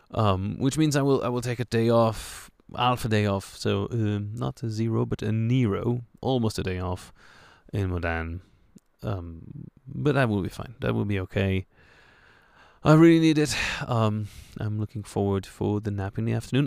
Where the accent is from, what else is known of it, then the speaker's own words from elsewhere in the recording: France; accent: French; my French accent